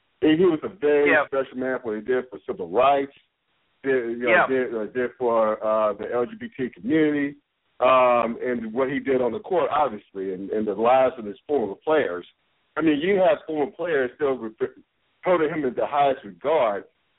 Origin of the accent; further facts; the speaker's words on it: Winston-Salem, North Carolina, United States; I grew up in Winston-Salem, North Carolina.